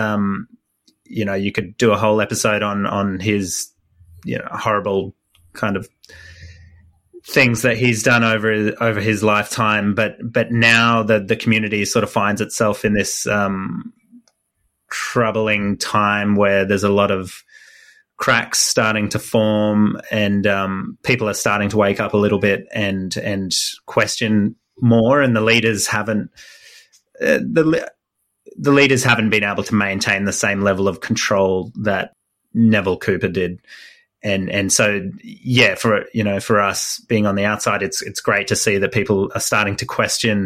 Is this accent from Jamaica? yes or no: no; Australia; I'm an Australian based here